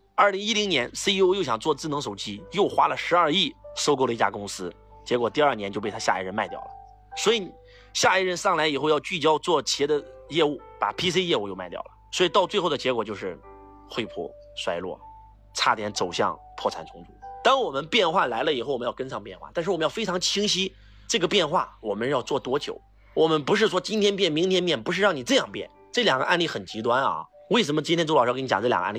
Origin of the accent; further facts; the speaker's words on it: Henan, China; 我们河南人被称为中原人士